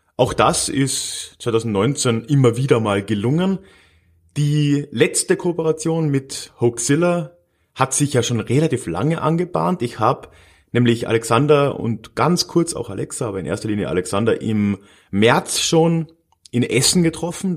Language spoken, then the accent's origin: German; Villach, Carinthia, Austria; in Villach, meiner, meiner Heimatstadt